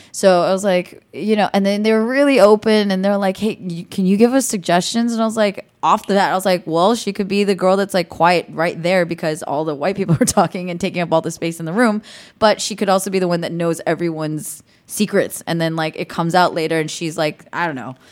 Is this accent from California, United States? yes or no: yes; the Bay Area, California, United States; moved away as an adult; now in North Hollywood, United States; I grew up in the Bay, so I'm just in California